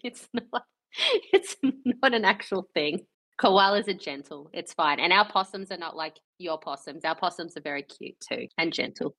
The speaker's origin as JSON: {"language": "English", "country": "Australia", "said": "we're Australian"}